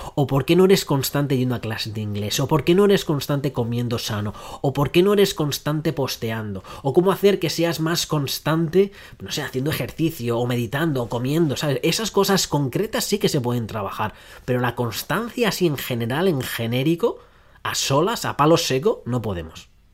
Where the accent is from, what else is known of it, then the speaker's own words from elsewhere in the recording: Madrid, Community of Madrid, Spain; now in Australia; yo soy de Madrid, aunque vivo en Australia, pero me crié en Madrid